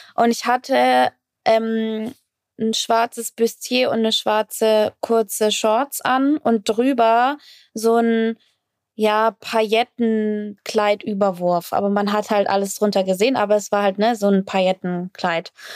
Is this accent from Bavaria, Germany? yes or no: yes; Fürth, Bavaria, Germany; in Fürth, wo ich, äh, wo ich aufgewachsen bin